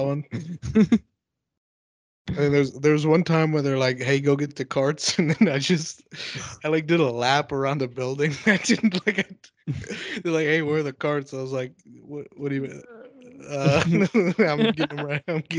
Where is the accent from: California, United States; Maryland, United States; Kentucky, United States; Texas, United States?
Texas, United States; moved away; also born or lived in San Diego; In Texas. This is when I was like 16